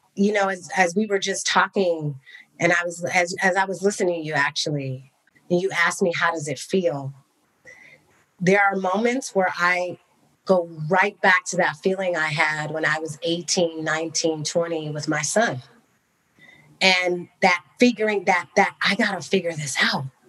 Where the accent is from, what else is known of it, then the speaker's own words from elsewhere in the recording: Bay Area, California, United States; also born or lived in Cognac, France; I grew up in the Bay Area